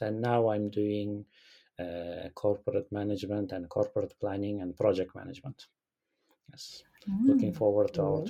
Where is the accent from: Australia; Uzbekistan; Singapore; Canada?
Uzbekistan; now in Japan; I'm from Uzbekistan